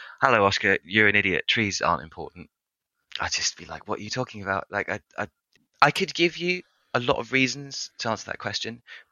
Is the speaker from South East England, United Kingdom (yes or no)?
yes; near Brighton, South East England, United Kingdom; moved away as an adult; also born or lived in Orkney Islands, Scotland; now in Bristol, United Kingdom; I mostly grew up near Brighton